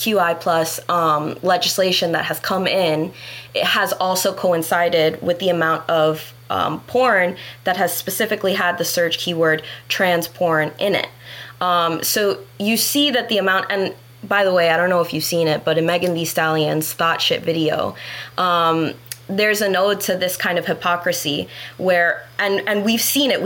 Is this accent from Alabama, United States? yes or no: no; Broward County, Florida, United States; I grew up in Broward County public school systems